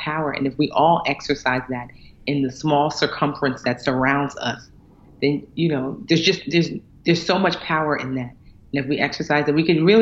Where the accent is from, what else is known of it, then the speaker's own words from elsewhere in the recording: Westfield, United States; I grew up in Westfield, which is like literally like 99% white